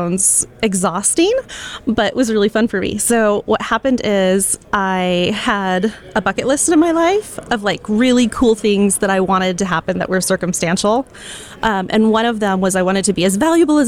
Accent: Boise, Idaho, United States; So I grew up in Boise, Idaho, is where I was born

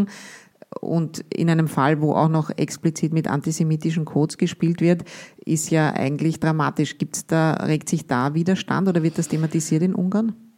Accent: Austria; wir als Österreicher

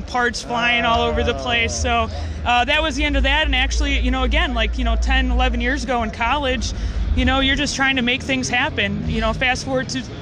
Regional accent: Chicago, Illinois, United States; I'm from Chicago

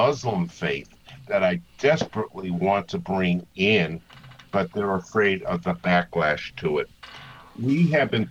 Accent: Massachusetts, United States; now in Maryland, United States; Being from Massachusetts and having my accent

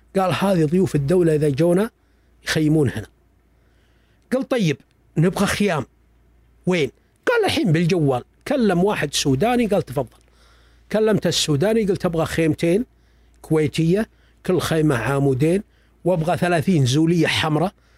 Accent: Saudi Arabia; أنا ابن البلد هذا

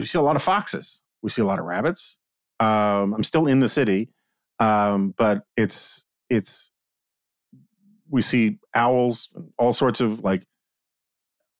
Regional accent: New York City, New York, United States; growing up in New York

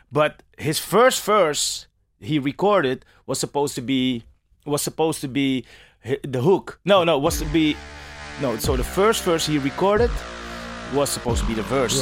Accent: Amsterdam, North Holland, Netherlands; as a kid growing up in Amsterdam

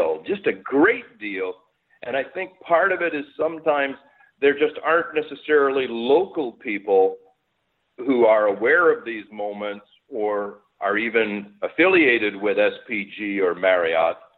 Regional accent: Montreal, Quebec, Canada; now in Stouffville, Canada; I grew up in Montreal

